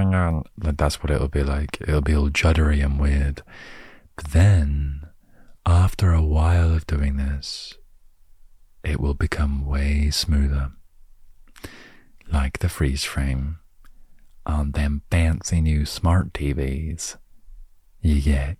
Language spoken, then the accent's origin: English; United Kingdom; I'm British